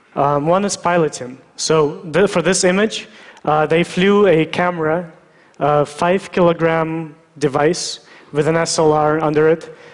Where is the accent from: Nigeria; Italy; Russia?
Russia; I was born in Russia